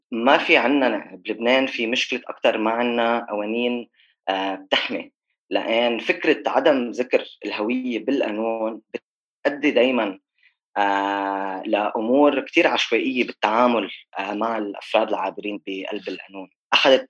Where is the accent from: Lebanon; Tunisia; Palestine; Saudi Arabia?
Lebanon; بس بتلاقي بلبنان عندنا ثقافه انه في كتير ناس بتنجبر